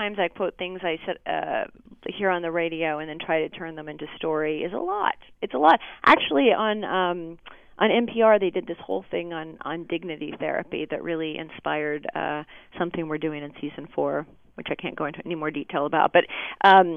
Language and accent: English; Kentucky, United States; moved away; also born or lived in Chicago / Stamford, Connecticut; I grew up in Kentucky, went to school in Chicago